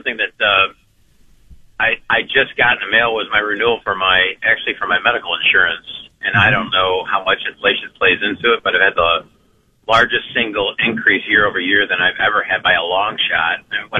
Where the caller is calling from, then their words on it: Aurora, Ohio, United States; I'm from Aurora.